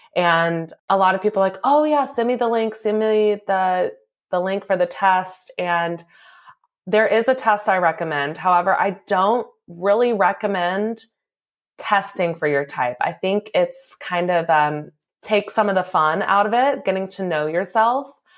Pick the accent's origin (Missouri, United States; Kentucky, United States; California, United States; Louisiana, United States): Kentucky, United States; Louisville; moved away as an adult; also born or lived in New Mexico; I'm originally from Louisville, and so I moved back home here from New Mexico